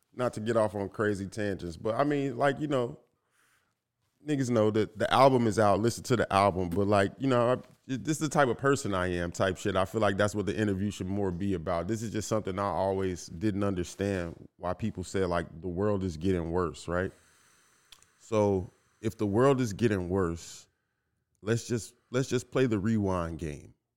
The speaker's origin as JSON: {"language": "English", "town": "Inglewood", "region": "California", "country": "United States", "tie": "born or raised there", "said": "growing up in Inglewood"}